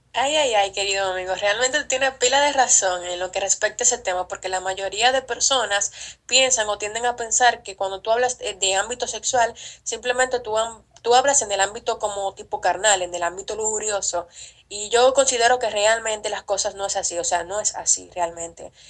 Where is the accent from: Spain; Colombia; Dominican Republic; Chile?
Dominican Republic; en mi país, República Dominicana